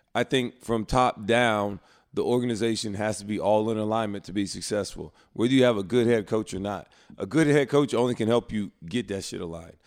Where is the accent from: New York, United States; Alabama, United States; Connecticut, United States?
Alabama, United States; Prattville; I was from Alabama